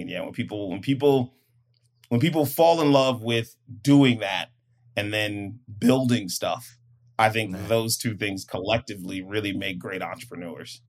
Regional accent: Prince George's County, Maryland, United States; moved away as an adult; now in San Diego, United States; I'm from Maryland and PG County

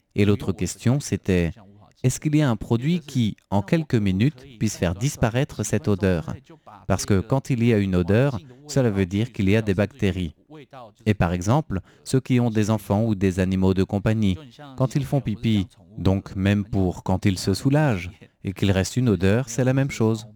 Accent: Taipei, Taiwan; viens de euh, Taipei. Je suis un authentique euh, taipéien depuis la naissance

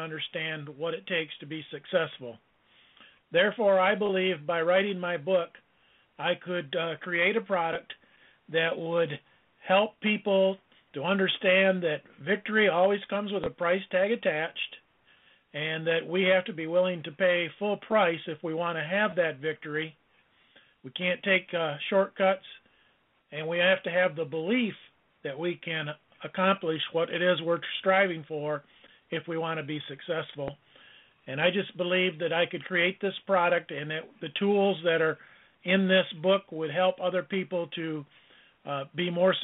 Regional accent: Allegan, Michigan, United States; I enjoyed a career as a basketball coach in my hometown of Allegan, Michigan

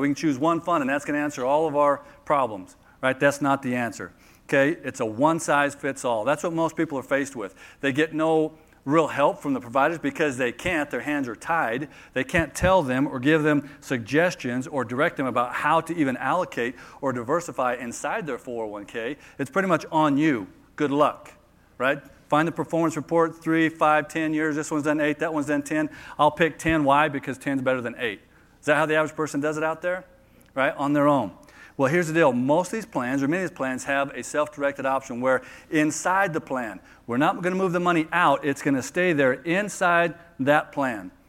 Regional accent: Phoenix, Arizona, United States; I'm from Phoenix

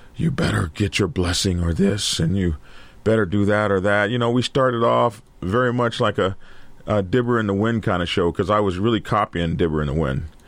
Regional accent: Lawton, Oklahoma, United States; I grew up in Lawton during Vietnam crisis

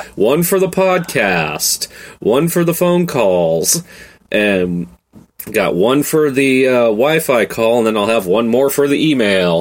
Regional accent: the Northwest, Pacific Northwest, United States; I am from the Northwest

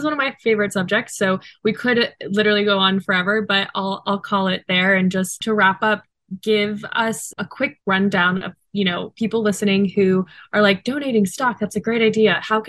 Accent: Houston, Texas, United States; my Houston native, my proud Houston native self is showing

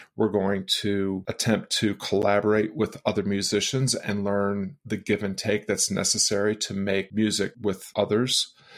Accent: outside of Boston, then outside of Springfield, Massachusetts, United States; I grew up outside of Boston and then outside of Springfield, Massachusetts

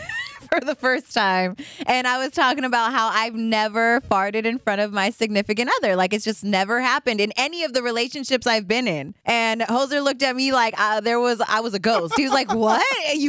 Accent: Los Angeles, California, United States; moved away as an adult; also born or lived in San Francisco Bay Area; I'm from Los Angeles.

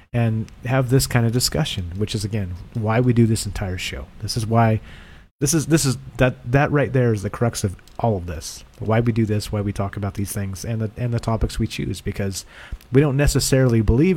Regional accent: near Mount Shasta, California, United States; I spent a lot of time growing up near Mount Shasta

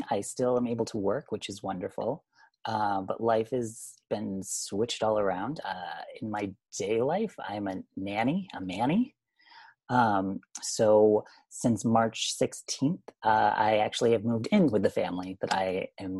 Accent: Vermont, United States; moved away as an adult; Small town Vermont. And born and raised 18 years.

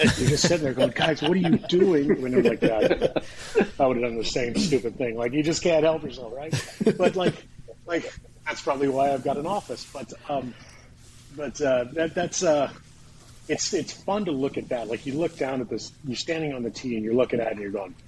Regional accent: Southern California, United States; I grew up in Southern California

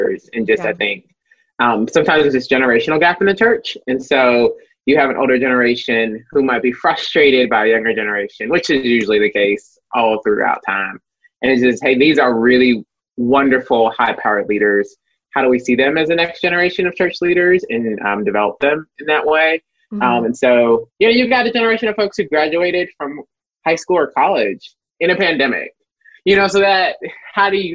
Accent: the North, United States; moved away as an adult; also born or lived in Chicago; now in Dallas, United States; I am a northern gal

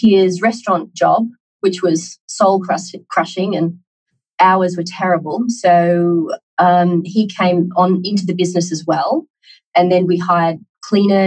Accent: Australia; accent: Australian; moved away as an adult; now in Tokyo, Japan; I'm Australian, clearly from my accent.

